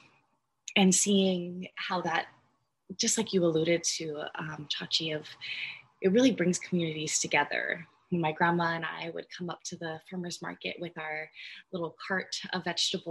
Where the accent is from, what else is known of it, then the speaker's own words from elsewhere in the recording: Hawaii, United States; growing up in Hawaii and being able to be raised by my grandparents while my parents worked